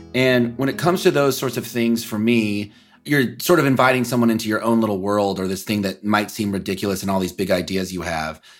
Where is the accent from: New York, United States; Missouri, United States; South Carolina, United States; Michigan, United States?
Missouri, United States; Kansas City; also born or lived in Los Angeles; I'm from Kansas City from the Midwest